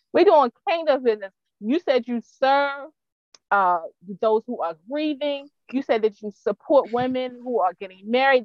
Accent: Baltimore County, Maryland, United States; I grew up in Baltimore County

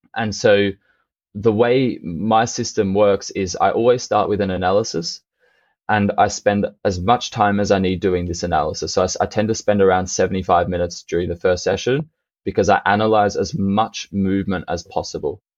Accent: Australia; now in Berlin, Germany; when I was growing up in Australia

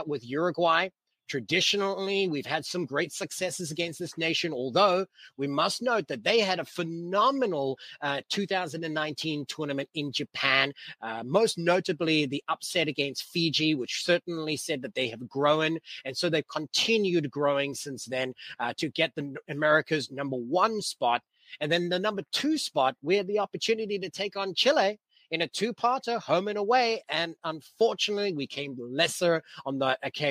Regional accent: Cape Town, Western Cape, South Africa; moved away; my hometown, Cape Town

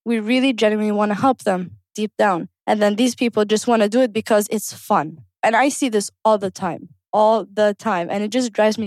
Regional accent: Kuwait; One of the reasons I wanted to be a coach is because I grew up in Kuwait

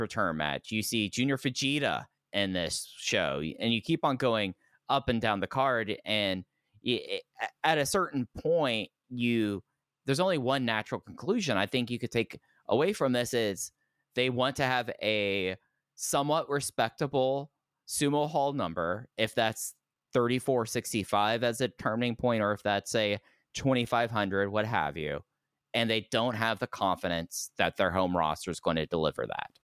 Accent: Dallas, Texas, United States; I grew up in Dallas, Fort Worth

